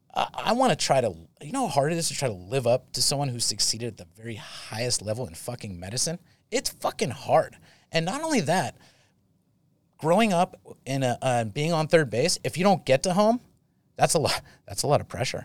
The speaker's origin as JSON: {"language": "English", "town": "Saratoga", "region": "California", "country": "United States", "said": "I'm from Saratoga"}